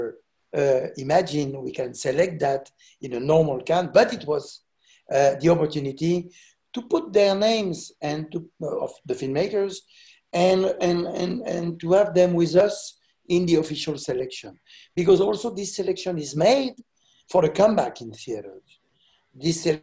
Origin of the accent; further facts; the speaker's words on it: France; what we say in France, parents pauvres